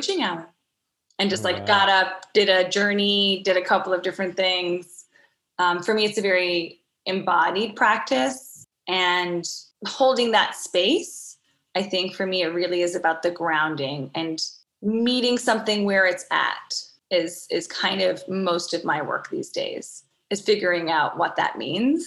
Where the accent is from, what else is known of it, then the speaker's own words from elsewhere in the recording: Newfoundland and Labrador, Canada; growing up in Newfoundland, it really is a magical space